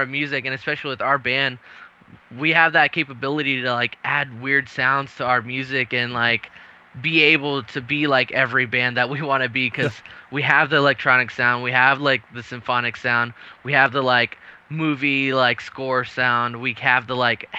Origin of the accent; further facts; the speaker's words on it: Texas, United States; also born or lived in San Antonio; We're from Texas.